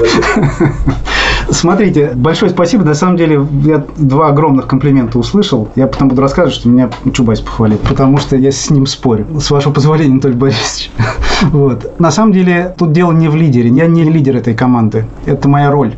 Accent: Russia; accent: Russian; У меня ужасный русский акцент

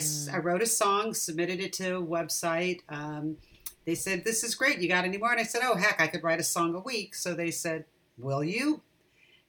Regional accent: Irvine, California, United States; also born or lived in Orange County; now in San Francisco area, United States; I grew up in Southern California. I grew up in Irvine, actually

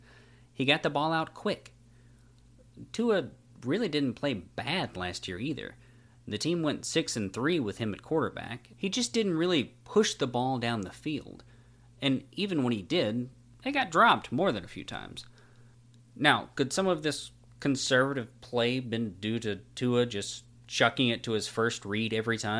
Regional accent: Tuscaloosa, Alabama, United States; I was born and raised in Tuscaloosa, Alabama

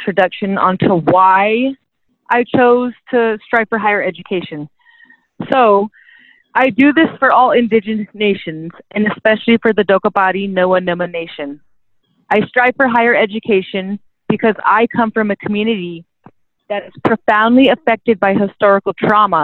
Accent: Duck Valley, Nevada, United States; now in San Diego, United States; I am from Duck Valley, Nevada

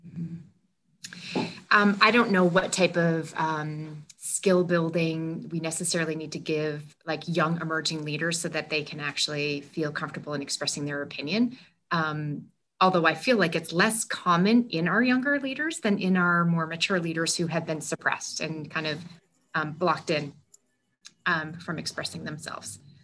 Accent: New Hampshire, United States; I also consider myself to be a small town girl, um, born and raised in New Hampshire

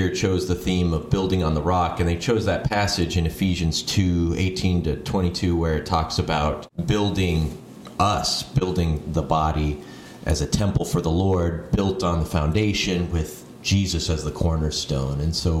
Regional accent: Phoenix, Arizona, United States; also born or lived in Ohio / Virginia / Hawaii; Yeah, I'm sort of from all over. I was born in Ohio, moved there. My first birthday was when we were moving out to Phoenix. Moved to Virginia when I was 11, Washington, D.C. area, and then back to Ohio for a couple years

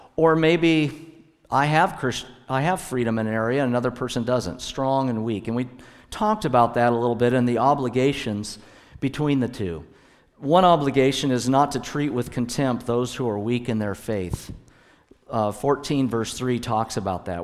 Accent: Hood Canal area, Washington, United States; I was born up in Washington State, up on the Hood Canal area of Washington. And so the church where my dad was the pastor was right at the base of the Olympic Mountains

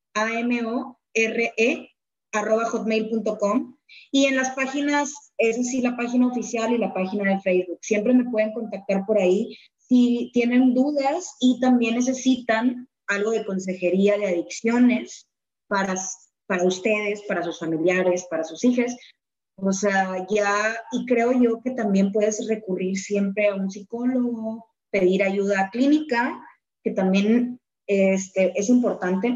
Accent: Monterrey, Nuevo León, Mexico; Nosotros en Monterrey, al menos, hablo de, de aquí, de, de, mi ranchito, de donde soy y donde tú también eres

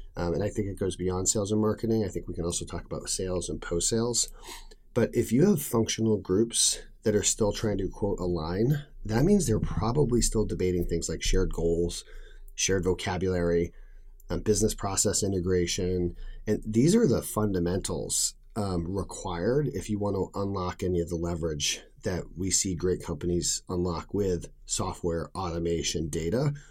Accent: New England, United States; I grew up in New England

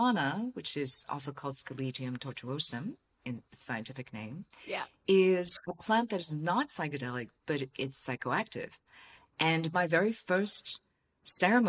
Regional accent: Hong Kong; I'm from Hong Kong

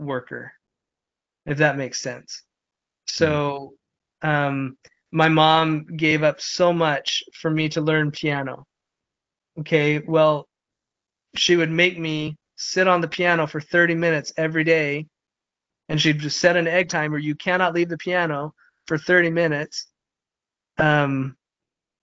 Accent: Midvale, Utah, United States; I grew up in Midvale, Utah

